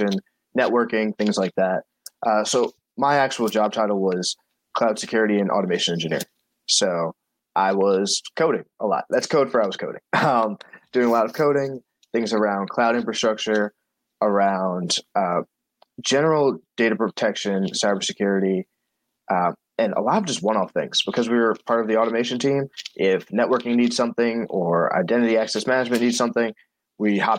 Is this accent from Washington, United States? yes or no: no; Long Island, New York, United States; moved away; also born or lived in Cambridge, Massachusetts; I'm from Long Island